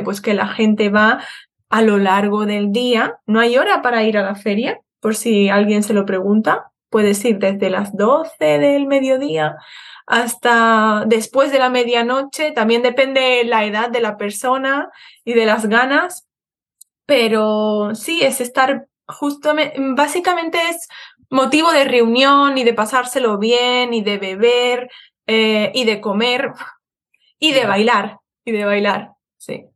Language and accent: Spanish; Seville, Andalusia, Spain; moved away as an adult; also born or lived in Madrid; now in Birmingham, United Kingdom; yo em, he nacido en Madrid, pero he vivido casi toda mi vida en Sevilla